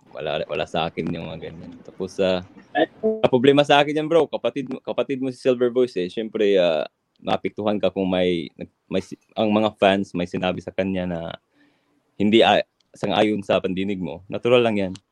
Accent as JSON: {"language": "Tagalog", "country": "Philippines", "said": "It, it hurts to me as a Filipino, you know?"}